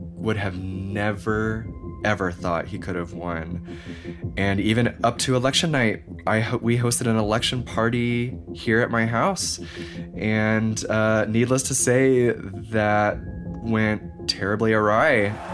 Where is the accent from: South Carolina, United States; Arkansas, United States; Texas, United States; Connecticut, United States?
Texas, United States; Houston; now in Portland, United States; I was born in Houston